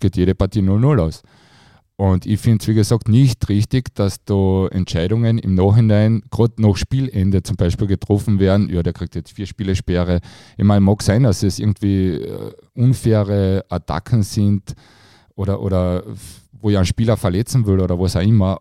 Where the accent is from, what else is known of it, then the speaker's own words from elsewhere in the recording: Carinthia, Austria; für mich als Kärntner